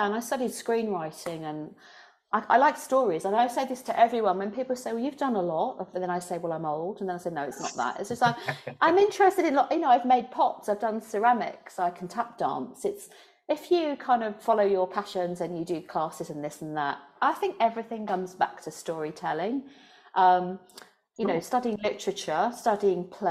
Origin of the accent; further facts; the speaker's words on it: London, United Kingdom; I guess I'm from London. I'm from London